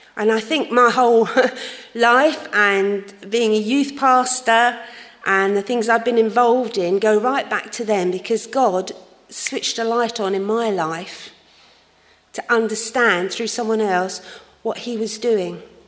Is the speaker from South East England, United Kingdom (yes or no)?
no; London, United Kingdom; I grew up in uh, a church in London. You might not have guessed that from my accent, of course